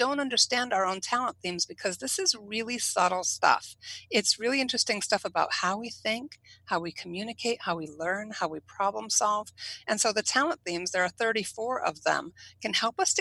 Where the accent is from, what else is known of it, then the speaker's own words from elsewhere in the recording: New England, United States; I'm from New England.